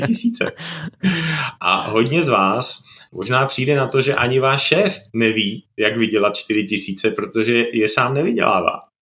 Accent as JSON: {"language": "Czech", "country": "Czechia", "moved": "as an adult", "lives_now": "Slovakia", "said": "jsem Čech na Slovensku"}